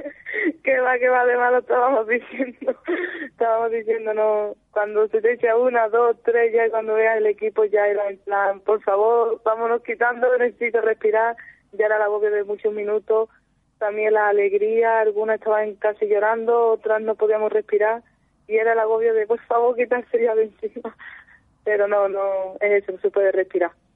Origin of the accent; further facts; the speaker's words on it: Seville, Andalusia, Spain; yo soy de Sevilla